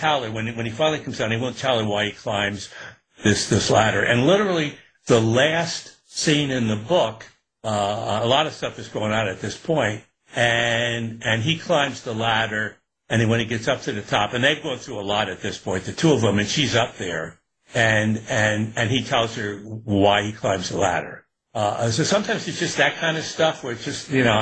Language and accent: English; Newburgh, New York, United States; I was growing up in Newburgh in upstate